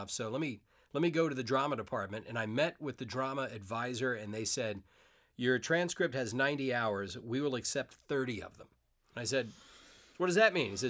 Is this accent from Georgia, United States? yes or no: yes; Savannah, Georgia, United States; I grew up in Savannah, Georgia. In Savannah, Georgia. Deep South. I don't have the accent anymore. Just I gradually lost it. I had it when I was a teenager.